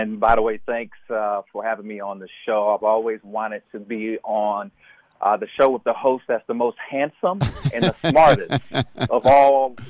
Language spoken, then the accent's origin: English; Chapel Hill, North Carolina, United States; Chapel Hill being my hometown